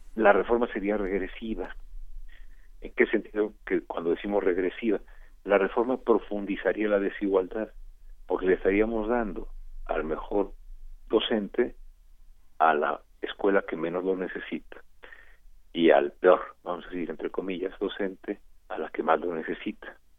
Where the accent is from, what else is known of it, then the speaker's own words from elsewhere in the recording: Mexico; como buen mexicano que tiene ya más de 50 años